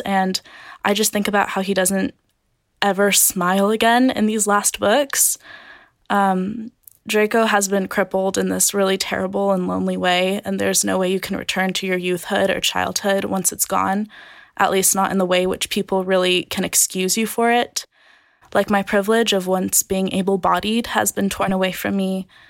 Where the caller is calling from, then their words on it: Carlsbad, California, United States; I'm calling from Carlsbad, California.